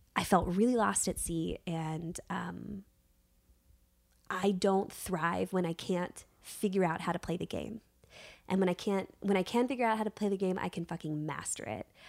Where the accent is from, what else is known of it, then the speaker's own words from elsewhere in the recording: Virginia, United States; moved away; I was raised in Virginia